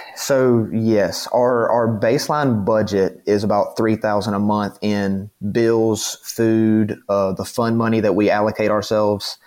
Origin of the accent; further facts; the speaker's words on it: the South, United States; I'm from the South.